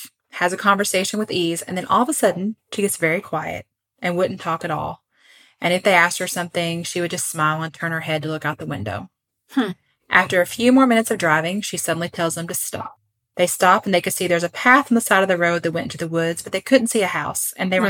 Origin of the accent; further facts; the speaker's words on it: Puerto Rico; So I grew up in Puerto Rico.